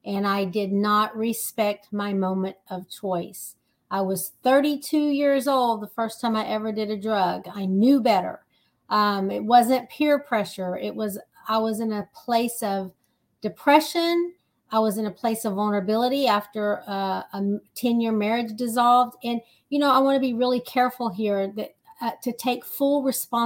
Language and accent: English; Texas, United States; I am from Texas, the big state of Texas